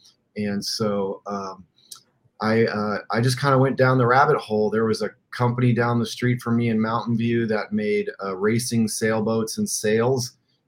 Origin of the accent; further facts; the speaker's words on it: Iran; also born or lived in Middle East; I grew up in the Middle East, in Iran, and traveled the Middle East.